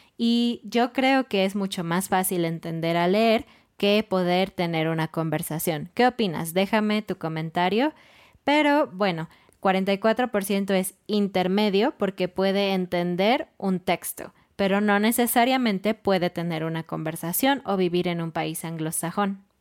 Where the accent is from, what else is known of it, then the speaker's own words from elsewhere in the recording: Mexico City, Mexico; now in Querétaro, Mexico; nosotros somos de Ciudad de México y ahora estamos en Querétaro